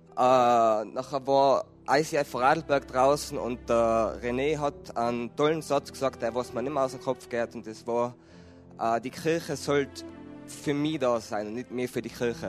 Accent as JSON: {"language": "German", "region": "Tyrol", "country": "Austria", "said": "ich bin ein Tiroler"}